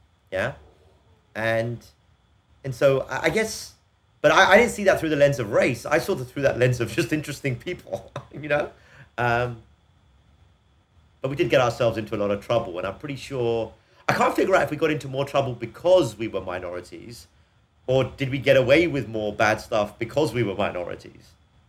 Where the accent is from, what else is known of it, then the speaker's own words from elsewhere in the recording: England, United Kingdom; We grew up a time in England when this idea of equality of opportunity was something that was quite real